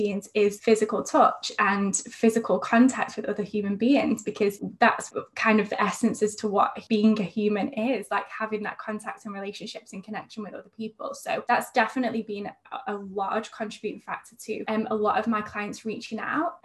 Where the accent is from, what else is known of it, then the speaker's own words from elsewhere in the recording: near Manchester, North West England, United Kingdom; moved away as an adult; now in Sydney, Australia; I'm actually from England, but I live in Sydney at the moment